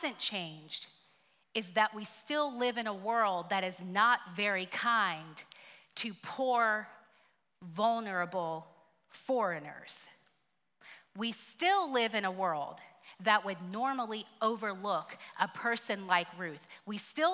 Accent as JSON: {"language": "English", "town": "Tuskegee", "region": "Alabama", "country": "United States", "moved": "yes", "said": "I am from Tuskegee, Alabama."}